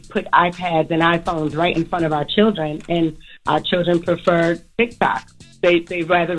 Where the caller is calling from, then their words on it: Maryland, United States; I'm calling from Maryland.